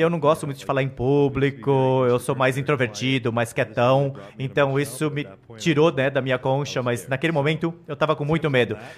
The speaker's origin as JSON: {"language": "Portuguese", "country": "Canada", "moved": "yes", "lives_now": "Florida, United States", "said": "Eu sou do Canadá"}